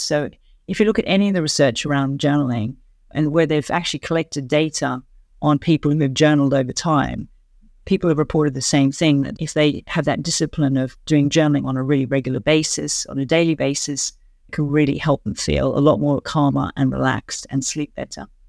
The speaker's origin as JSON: {"language": "English", "country": "Australia", "moved": "as an adult", "lives_now": "London, United Kingdom", "said": "I'm an Australian who's lived and worked in London for many years"}